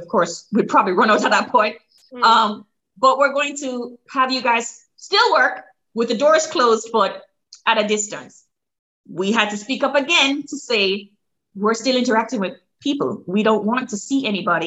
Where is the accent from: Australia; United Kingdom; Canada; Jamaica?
Jamaica; moved away as an adult; now in Maryland, United States